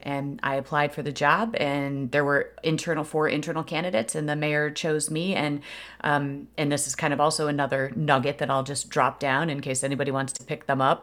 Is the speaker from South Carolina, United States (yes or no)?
no; Aurora, Illinois, United States; it's my hometown. I was uh, in Aurora, Illinois, born and raised there